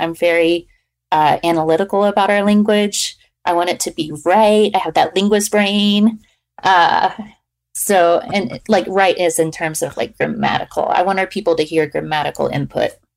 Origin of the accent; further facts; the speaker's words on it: Fort Worth, Texas, United States; now in Lawton, United States; I grew up in Fort Worth, uh, which is only two, two hours away